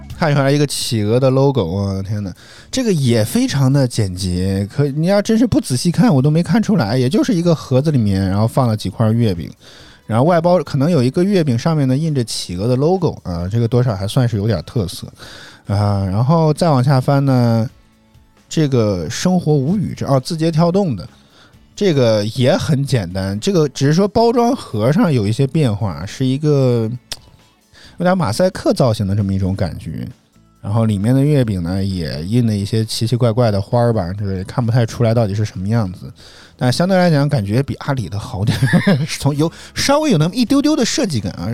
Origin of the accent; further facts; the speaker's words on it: Guangdong, China; 作为一个广东人都觉得太麻烦了